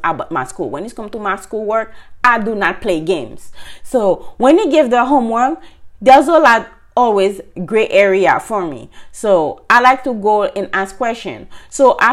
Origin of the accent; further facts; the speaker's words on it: Haiti; moved away as an adult; now in United States; I'm from Haiti, I started to work before I moved in the state. I went to college.